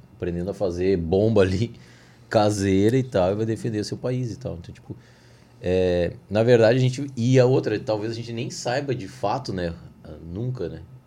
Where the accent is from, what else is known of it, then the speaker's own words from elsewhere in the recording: Brazil; como brasileiro